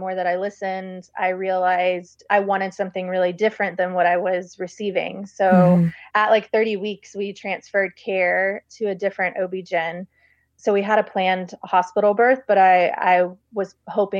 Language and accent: English; Baton Rouge, Louisiana, United States; I'm from Baton Rouge, Louisiana. And like growing up, there was one major hospital